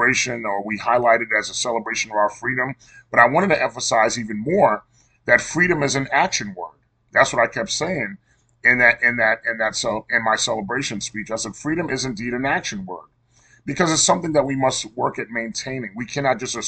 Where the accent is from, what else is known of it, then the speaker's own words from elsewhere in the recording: New York City, New York, United States; Janine and I grew up together in Cambria Heights, Queens, New York, and we attended Sacred Heart Elementary School together.